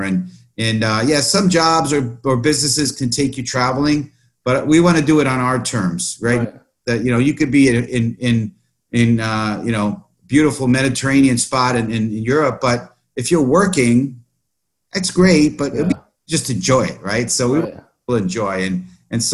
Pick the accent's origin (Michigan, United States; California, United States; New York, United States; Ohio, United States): New York, United States; New York City; I born and raised in the Bronx